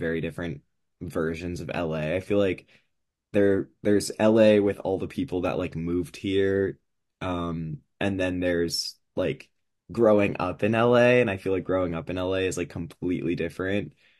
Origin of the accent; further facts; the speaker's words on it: California, United States; I am from California.